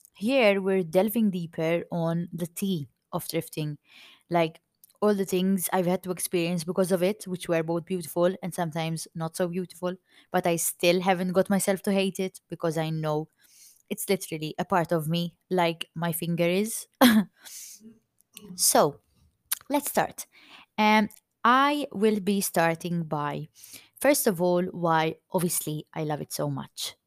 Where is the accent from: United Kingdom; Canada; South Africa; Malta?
Malta; accent: Maltese; i'm maltese i'm proud to be maltese and if my accent sounds too maltese